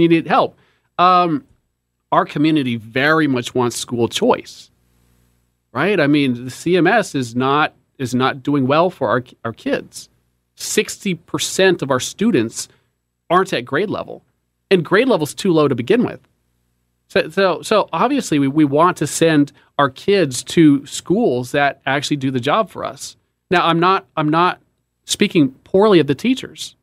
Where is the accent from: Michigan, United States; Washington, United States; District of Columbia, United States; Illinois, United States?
Washington, United States; Seattle; moved away as an adult; now in Charlotte, United States; born and raised in Seattle, um, great place to grow up